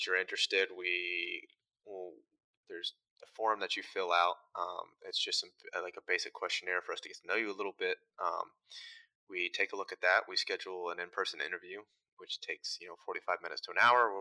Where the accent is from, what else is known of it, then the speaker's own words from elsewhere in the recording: Front Royal, Virginia, United States; moved away; I'm originally from Front Royal, Virginia, which is kind of in the Shenandoah River Valley mountain area of Virginia